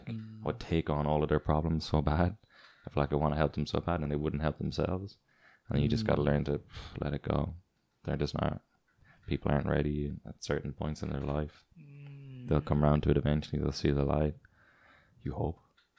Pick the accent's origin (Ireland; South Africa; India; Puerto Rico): Ireland; born there; You know, like you were born in Singapore, both of you, and I was born in Ireland.